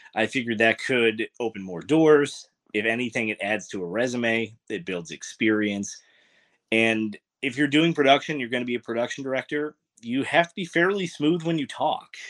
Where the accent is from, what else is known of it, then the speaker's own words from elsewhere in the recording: Troy, New York, United States; from Troy Lansingburg, um, if anybody is from there, uh, Corliss Park area